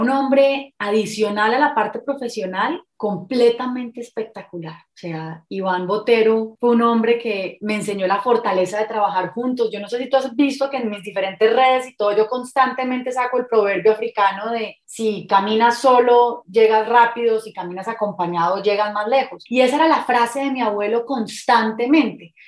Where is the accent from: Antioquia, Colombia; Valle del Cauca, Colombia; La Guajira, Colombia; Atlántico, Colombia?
Valle del Cauca, Colombia; Cali; moved away as an adult; also born or lived in Bogotá; now in Medellín, Colombia; soy caleña, nací en Cali, viví en Cali hasta los veintipico de años, de ahí me fui para Bogotá y ahora llevo nueve años viviendo en esta hermosa ciudad de Medellín